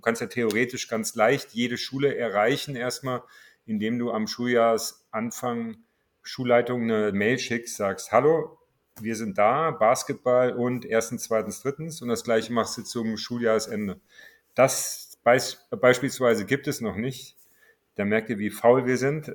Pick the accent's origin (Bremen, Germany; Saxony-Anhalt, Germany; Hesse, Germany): Hesse, Germany; Marburg; moved away as an adult; also born or lived in Cologne / Berlin; ich stamme aus Marburg und musste da immer nach Gießen fahren